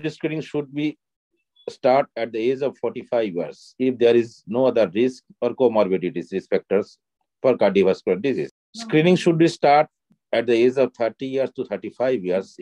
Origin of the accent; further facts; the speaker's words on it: Kolkata, West Bengal, India; I am from Kolkata